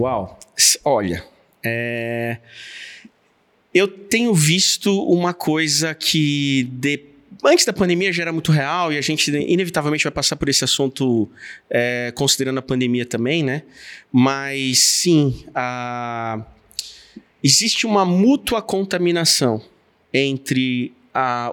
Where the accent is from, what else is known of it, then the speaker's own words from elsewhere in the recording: São Paulo, Brazil; como paulistano